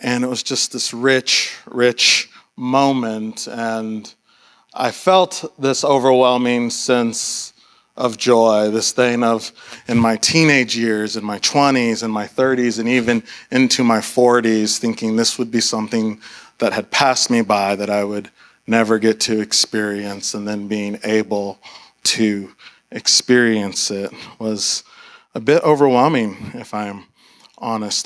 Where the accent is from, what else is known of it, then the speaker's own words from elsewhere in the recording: Austin, Texas, United States; I grew up in Austin